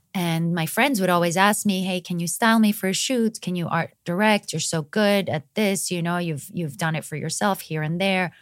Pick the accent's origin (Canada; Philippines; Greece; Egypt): Greece; moved away as an adult; also born or lived in Montenegro / Los Angeles, United States; now in United States; I'm from Montenegro. My family moved to Greece when I was nine years old. I grew up there.